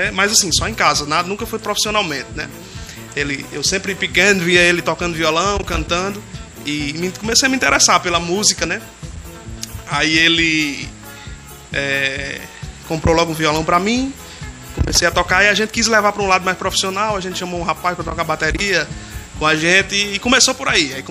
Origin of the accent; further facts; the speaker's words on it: Açu, Rio Grande do Norte, Brazil; E sou de Açu, da terra dos poetas, da terra do São João mais antigo do mundo.